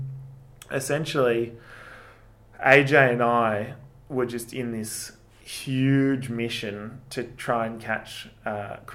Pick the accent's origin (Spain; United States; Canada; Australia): Australia; Mount Beauty, Victoria; I grew up in Mount Beauty